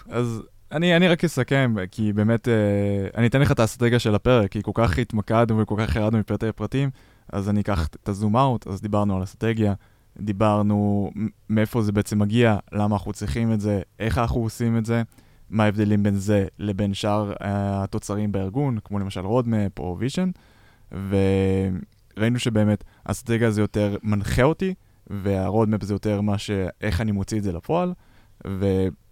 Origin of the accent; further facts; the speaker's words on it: Israel; אנחנו ישראלים